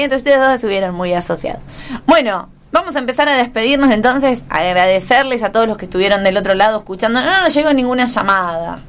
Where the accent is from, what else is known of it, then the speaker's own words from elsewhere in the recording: General Rodríguez, Buenos Aires Province, Argentina; en mi ciudad natal, General Rodríguez